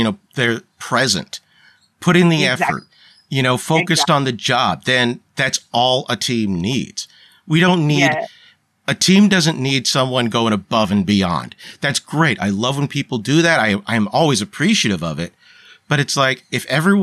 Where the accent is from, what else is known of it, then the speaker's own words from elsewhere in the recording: Northeast, United States; now in Southern California, United States; when I was a kid growing up in the Northeast